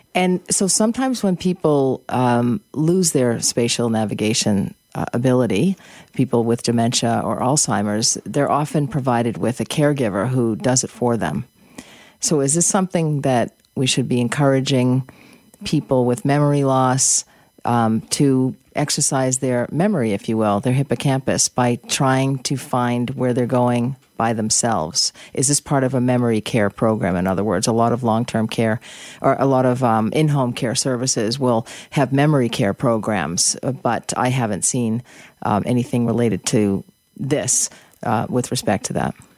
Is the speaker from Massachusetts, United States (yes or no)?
yes; Boston, Massachusetts, United States; I grew up in Boston